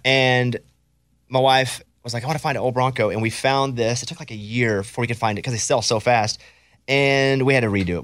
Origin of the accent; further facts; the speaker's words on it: Arkansas, United States; I grew up in Arkansas.